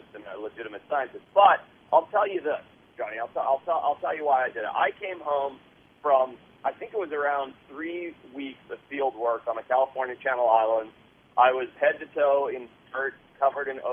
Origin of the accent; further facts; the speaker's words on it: Zimbabwe; moved away; I grew up in Southern Africa